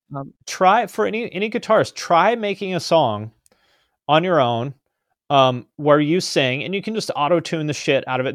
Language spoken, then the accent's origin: English; West Coast, United States; also born or lived in Columbus, Ohio; I was born on the West Coast, I grew up here